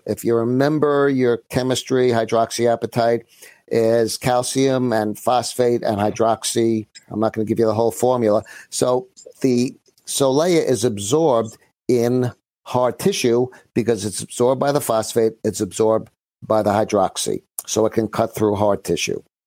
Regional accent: New York City, New York, United States; also born or lived in Great Neck; I'm from Brooklyn originally.

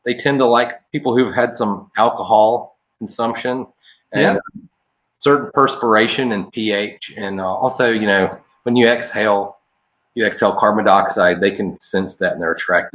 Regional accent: Atlanta, Georgia, United States; moved away as an adult; now in Southwest Florida, United States; I'm from Atlanta originally.

